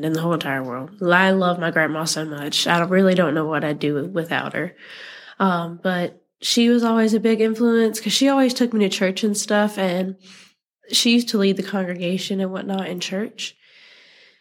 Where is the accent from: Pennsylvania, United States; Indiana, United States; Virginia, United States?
Virginia, United States; New London; I grew up about 20 minutes down the road from here in New London, so not very far away.